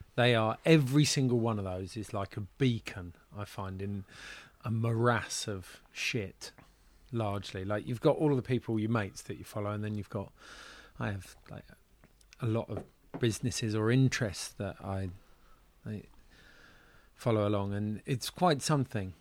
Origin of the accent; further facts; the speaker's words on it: United Kingdom; moved away as an adult; now in Switzerland; As a Brit